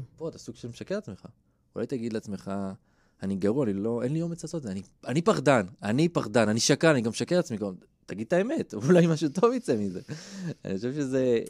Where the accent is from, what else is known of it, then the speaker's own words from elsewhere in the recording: Israel; אני גדלתי בקיבוץ